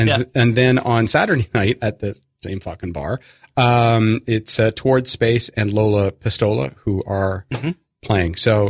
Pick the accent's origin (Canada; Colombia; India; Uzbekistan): Canada; moved away as an adult; now in Brooklyn, United States; I'm Canadian by birth, Brooklynite by choice.